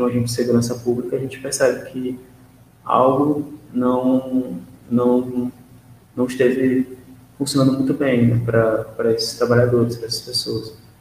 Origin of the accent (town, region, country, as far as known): Brazil